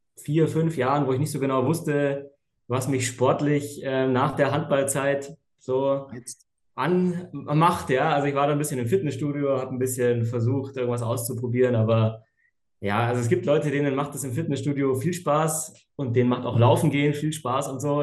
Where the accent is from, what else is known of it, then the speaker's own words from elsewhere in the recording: Munich, Bavaria, Germany; komme aus München